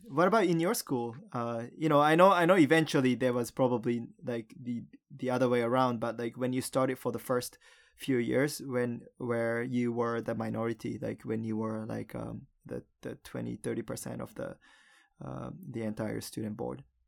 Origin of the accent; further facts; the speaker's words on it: Japan; moved away; also born or lived in United States / Canada; the only Japanese kid in school